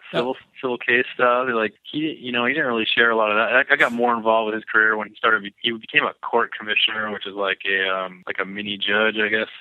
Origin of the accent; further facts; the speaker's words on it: Lakewood, Washington, United States; I was born in Lakewood, which is like south of Tacoma.